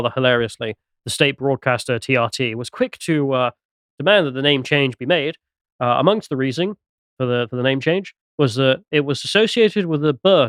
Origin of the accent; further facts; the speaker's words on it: England, United Kingdom; I'm English.